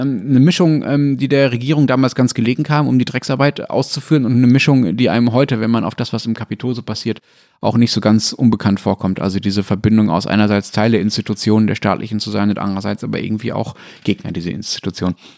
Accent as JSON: {"language": "German", "country": "Germany", "said": "ich als Deutscher"}